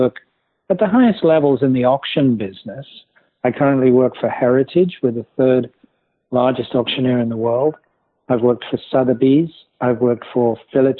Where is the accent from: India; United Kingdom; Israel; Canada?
United Kingdom; West Midlands; moved away as an adult; now in New York City, United States; I grew up in England, in the West Midlands of England